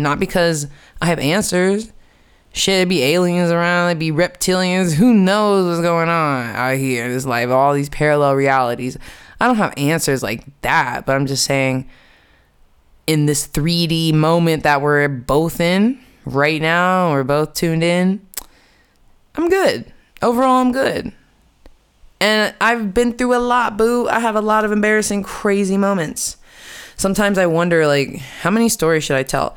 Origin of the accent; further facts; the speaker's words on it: United States; moved away as an adult; also born or lived in New York City; now in Amsterdam, Netherlands; I'm from America. I'm American, and I have been living in Amsterdam for the past three years